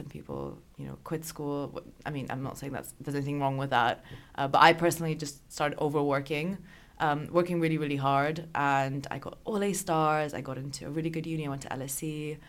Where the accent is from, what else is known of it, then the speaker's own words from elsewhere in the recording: Austria; But I grew up in Austria, went to an American school.